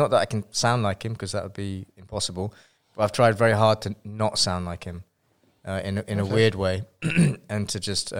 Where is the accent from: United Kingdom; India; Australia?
United Kingdom; London; moved away as an adult; also born or lived in Guildford, Surrey; now in California, United States; I was born there and spent a couple of years there, and then the house burnt down. So then we moved to London, and then I was in London for a long time.